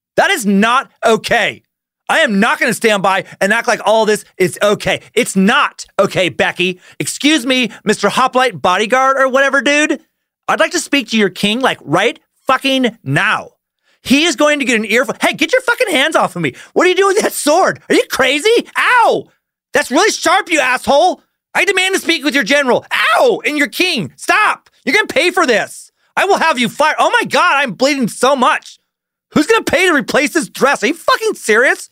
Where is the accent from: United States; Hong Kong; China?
United States; Riggins, Idaho; moved away; I was and will always be considered a local by some because I was born in Riggins. My family goes several generations deep in Riggins